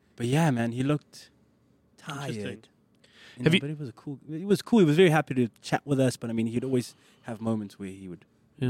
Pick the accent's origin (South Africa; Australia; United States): South Africa; Johannesburg, Gauteng; English is a second language; I grew up in the south of Joburg.